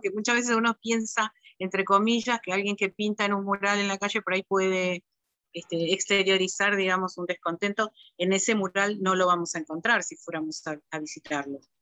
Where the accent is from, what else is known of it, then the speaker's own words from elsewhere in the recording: Argentina; llegamos los argentinos